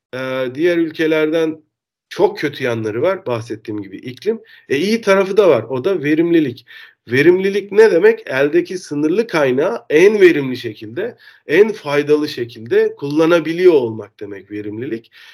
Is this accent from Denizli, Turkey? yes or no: yes; Denizli, Turkey; moved away as an adult; also born or lived in Istanbul; now in Netherlands; ben Türk'üm. Denizli'de doğdum. Denizli'de lise eğitiminin ardından İstanbul'a üniversite için geldim